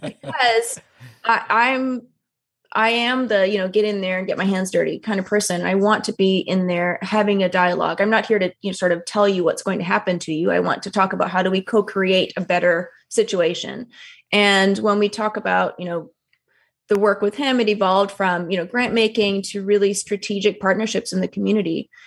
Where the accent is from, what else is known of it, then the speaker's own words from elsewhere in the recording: Toronto, Ontario, Canada; I'm first generation Canadian. I was born in Toronto, which is, you know, an incredibly multicultural city